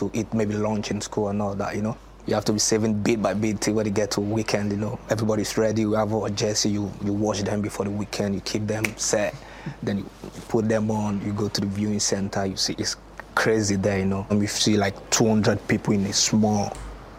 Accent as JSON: {"language": "English", "region": "Lagos", "country": "Nigeria", "tie": "born or raised there", "moved": "yes", "said": "I grew up in Ajegunle, where, like a ghetto, it was very difficult there."}